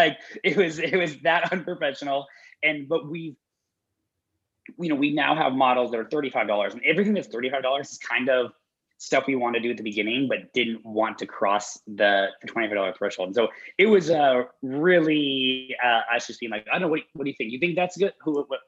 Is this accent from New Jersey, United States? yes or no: no; Denver, Colorado, United States; I'm from Denver